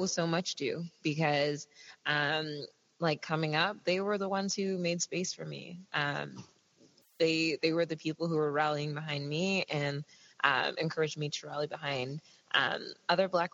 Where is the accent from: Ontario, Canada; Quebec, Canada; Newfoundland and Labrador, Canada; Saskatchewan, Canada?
Ontario, Canada; a town an hour outside of Toronto; I grew up in a town like maybe say an hour outside of Toronto